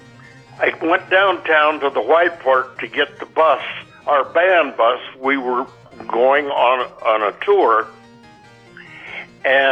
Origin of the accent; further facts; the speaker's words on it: Arlington, Oregon, United States; moved away; it's the closest I'm going to get to my hometown today